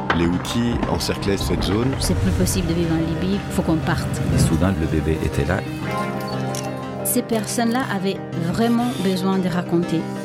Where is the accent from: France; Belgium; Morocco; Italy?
France; je suis français